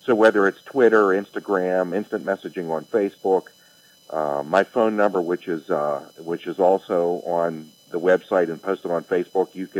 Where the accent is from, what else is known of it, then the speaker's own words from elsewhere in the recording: Belle Vernon, Pennsylvania, United States; also born or lived in Rostraver / West Newton; I definitely grew up in the area